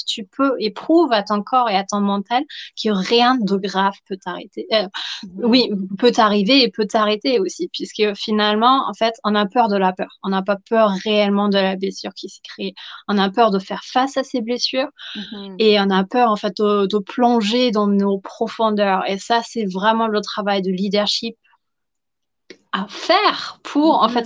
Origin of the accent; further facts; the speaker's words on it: Germany; accent: German; French is a second language; now in Versailles, France; je suis allemande, donc tout le petit accent euh, ultra charmant